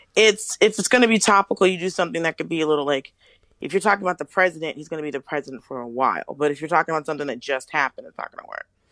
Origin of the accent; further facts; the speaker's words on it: Atlanta, Georgia, United States; moved away as an adult; also born or lived in Miami, Florida / Los Angeles; now in New York, United States; I was born in Miami and I grew up in Atlanta. So I lived in Miami some, but I lived mostly in Atlanta